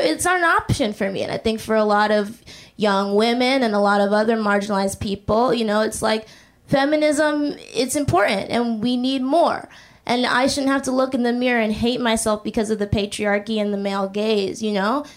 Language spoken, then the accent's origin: English; Boston, Massachusetts, United States; now in New York, United States; I'm originally from Boston